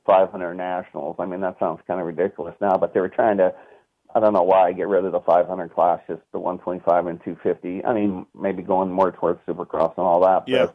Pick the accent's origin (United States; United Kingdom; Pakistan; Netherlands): United States; Northern California; I was from NorCal